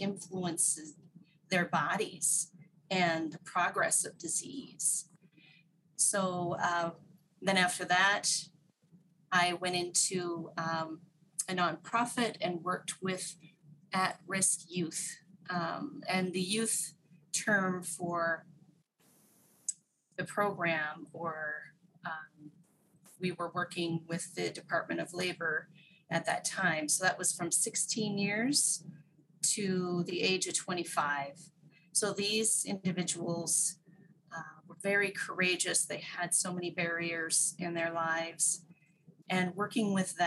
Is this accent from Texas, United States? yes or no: no; Whidbey Island, Washington, United States; moved away as an adult; also born or lived in Japan; I grew up Whidbey Island in the Puget Sound area of Washington State in the U.S.